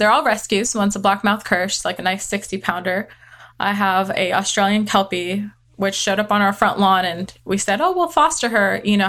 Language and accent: English; California, United States; also born or lived in Texas; I do live, I've been living in Texas. I grew up in California, and my husband and I settled in Texas.